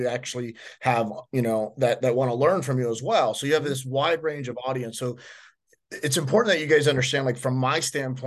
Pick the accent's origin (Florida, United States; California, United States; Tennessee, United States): Florida, United States; Miami; I'm born and raised in Miami